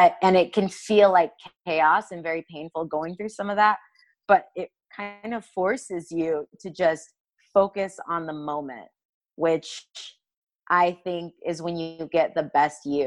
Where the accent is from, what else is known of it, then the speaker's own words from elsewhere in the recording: United States; as an American